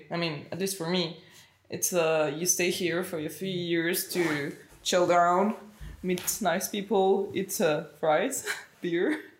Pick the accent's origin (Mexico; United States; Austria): Mexico; English is a second language; moved away; Like when I arrived here I was like super open because I came from Mexico, so I was used to like be super open about everything.